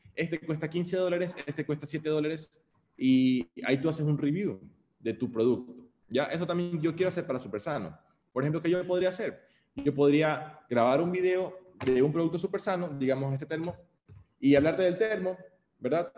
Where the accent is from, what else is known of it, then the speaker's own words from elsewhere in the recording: Guayaquil, Guayas, Ecuador; Yo, como guayaquileño del siglo 21, año 91 que nací